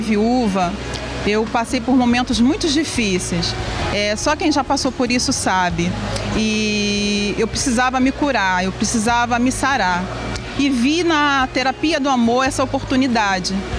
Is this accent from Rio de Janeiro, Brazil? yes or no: yes; Rio de Janeiro, Brazil; tenho 45 anos, sou aqui do Rio de Janeiro